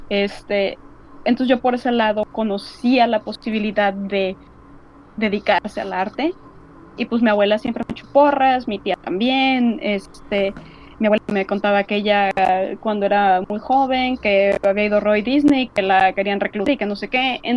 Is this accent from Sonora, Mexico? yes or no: no; Monterrey, Nuevo León, Mexico; Además, digo, bueno, somos de Monterrey.